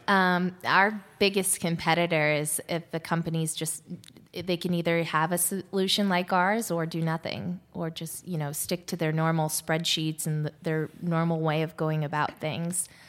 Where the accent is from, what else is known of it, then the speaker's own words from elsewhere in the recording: Ohio, United States; moved away; also born or lived in Washington, D.C.; I grew up in Ohio